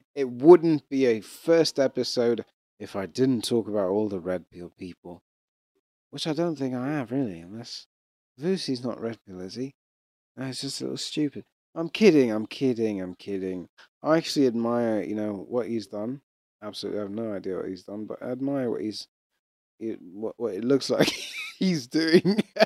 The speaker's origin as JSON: {"language": "English", "country": "Rwanda", "said": "I'm East African. I'm a kind of East African. I'm Rwandan"}